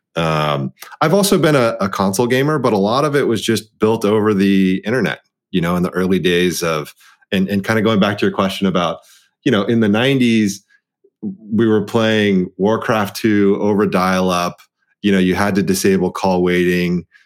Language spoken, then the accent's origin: English; Dallas, Texas, United States; being the the eldest child of an immigrant, um, set of parents, and growing up in Dallas, Texas